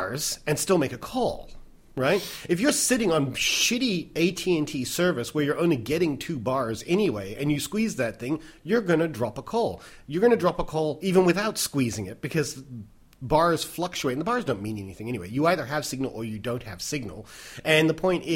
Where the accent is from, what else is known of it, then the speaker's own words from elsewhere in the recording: United States; moved away; I am an American